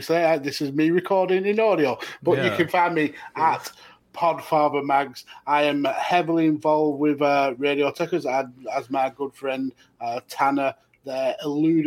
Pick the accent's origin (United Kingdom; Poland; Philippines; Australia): United Kingdom; I'm British, not American